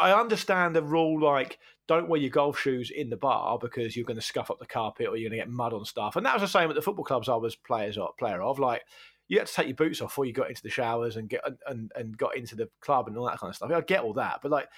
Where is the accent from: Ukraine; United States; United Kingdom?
United Kingdom; Portsmouth, South East England; when I was a kid, growing up in Portsmouth, it was only really sailors and criminals that had tattoos